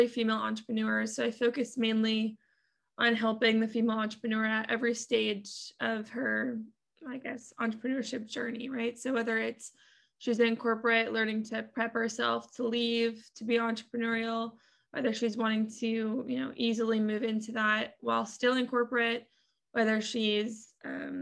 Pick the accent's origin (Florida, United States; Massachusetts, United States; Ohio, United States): Massachusetts, United States; moved away as an adult; now in Atlanta, United States; born and raised in Massachusetts